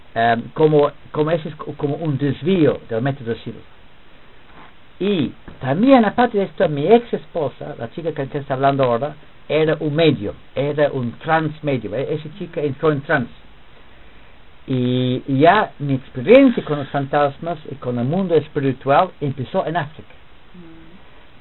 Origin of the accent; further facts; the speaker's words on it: England, United Kingdom; Spanish is a second language; moved away as an adult; also born or lived in Switzerland / Lesotho; now in Peru; yo era profesor de este curso en mi país, en Inglaterra